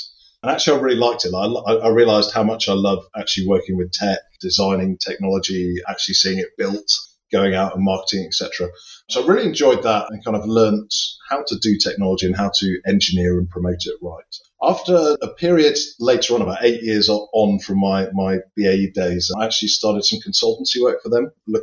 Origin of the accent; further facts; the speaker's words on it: Somerset, South West England, United Kingdom; now in Buckinghamshire, United Kingdom; I'm actually from the West Country originally. So the farming area of Britain. So I'm from the Somerset is where I grew up